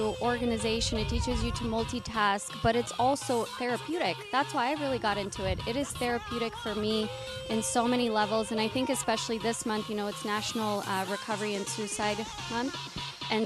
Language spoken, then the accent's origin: English; Romania; also born or lived in Seattle; now in Los Angeles, United States; I was born in Romania, from Romania